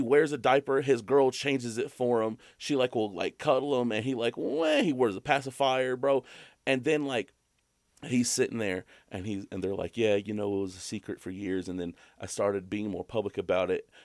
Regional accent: Alabama, United States; I'm from Alabama.

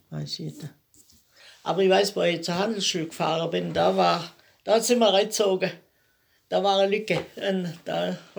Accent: Bunkhofen, Baden-Württemberg, Germany; Am 2.4.34. Und im Bunkhofen steht mein Elternhaus

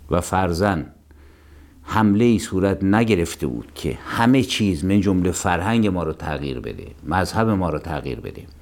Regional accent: Iran

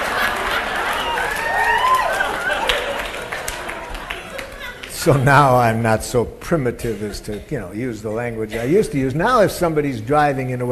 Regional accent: Detroit, Michigan, United States; I grew up in Detroit, Michigan

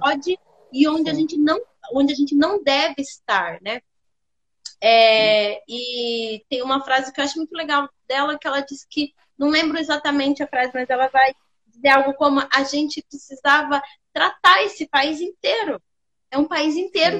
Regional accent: Sorocaba, São Paulo, Brazil; Eu sou de Sorocaba, interior de São Paulo

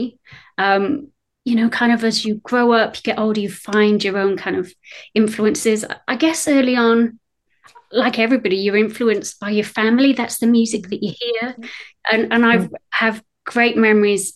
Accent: United Kingdom; accent: British; also born or lived in Wales; you can tell from my accent, I'm British

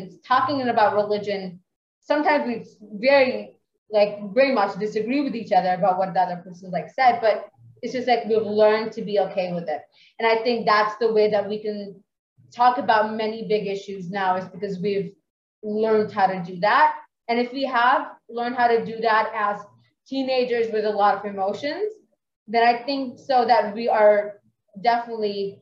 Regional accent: Pakistan; I'm a religious person for sure, and I'm from Pakistan

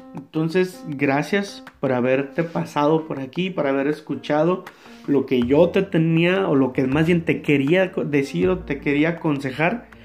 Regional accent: Mexico; nosotros como mexicanos

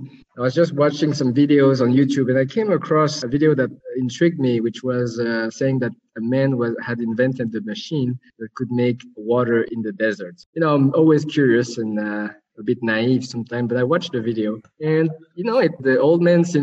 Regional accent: Nyon, Vaud, Switzerland; also born or lived in Kuala Lumpur, Malaysia; I grew up in Switzerland, near Geneva, in a small town called Nyon

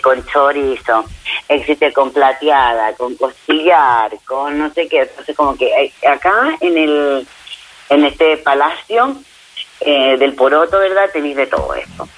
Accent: Chile

